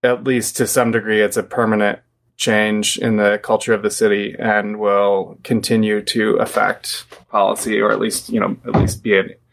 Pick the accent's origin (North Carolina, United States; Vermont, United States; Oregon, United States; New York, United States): Oregon, United States; Portland; moved away; also born or lived in East Coast; I grew up in Portland, but I've lived on the East Coast